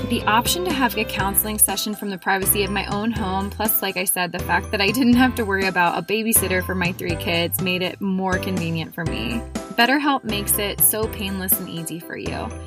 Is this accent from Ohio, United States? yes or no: yes; Columbus, Ohio, United States; We were just talking about how we're both from Columbus and just kind of, I've recently discovered that.